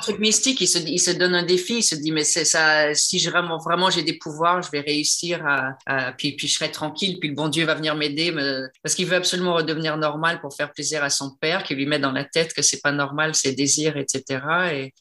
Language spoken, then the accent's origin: French; Quebec, Canada; moved away; je suis québécoise, donc je défends les, acteurs de mon pays